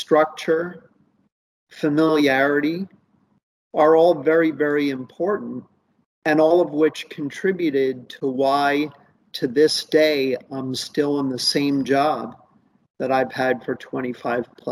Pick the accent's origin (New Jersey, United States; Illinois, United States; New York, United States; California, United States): New Jersey, United States; Princeton; I was growing up in Princeton, New Jersey